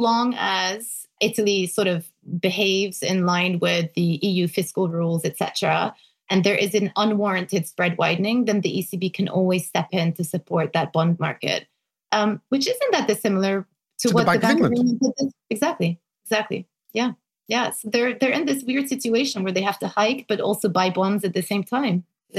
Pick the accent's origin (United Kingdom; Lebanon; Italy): Lebanon; Back when I grew up in Lebanon, $1 was equivalent to 1,500 Lebanese lira.